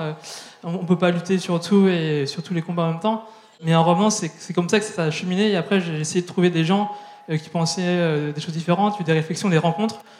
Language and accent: French; southern Brittany, France; also born or lived in Vietnam; j'ai grandi dans un village de 1500 habitants dans le sud de la Bretagne